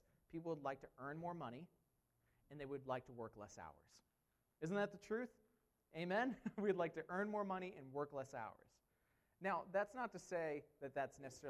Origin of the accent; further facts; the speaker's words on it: United States; I'm an American